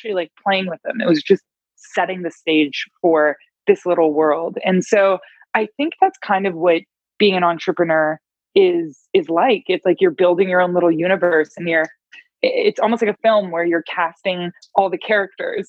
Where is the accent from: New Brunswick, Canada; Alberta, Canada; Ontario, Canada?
Ontario, Canada; Toronto; I'm from Toronto, Canada